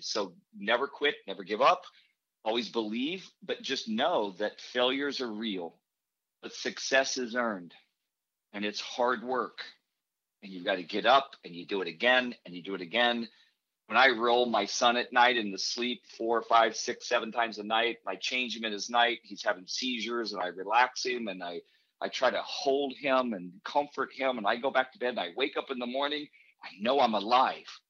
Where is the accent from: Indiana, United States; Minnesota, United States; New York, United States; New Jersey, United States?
Indiana, United States; Indianapolis; I grew up in Indianapolis by the Motor Speedway